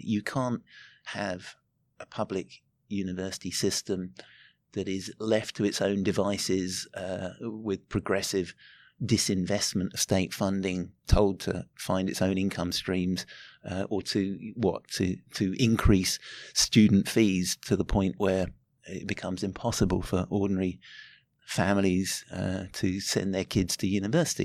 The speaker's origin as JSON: {"language": "English", "country": "United Kingdom", "tie": "born or raised there", "moved": "as an adult", "lives_now": "Auckland, New Zealand", "said": "I grew up in Britain and was living there in the eighties"}